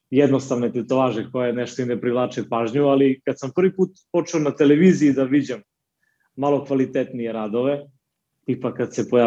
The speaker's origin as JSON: {"language": "Croatian", "town": "Niš", "region": "Nišava District", "country": "Serbia", "said": "dolazim iz Niša, u kom živim i radim."}